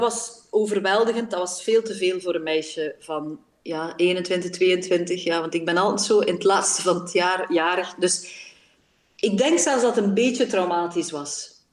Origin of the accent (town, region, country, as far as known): Belgium; born or raised there